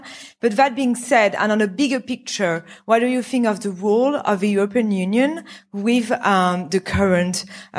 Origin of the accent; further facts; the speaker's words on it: France; I'm from France.